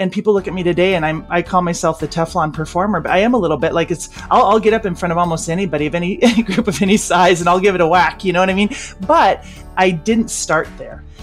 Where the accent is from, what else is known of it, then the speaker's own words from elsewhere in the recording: Olympia, Washington, United States; I grew up in Olympia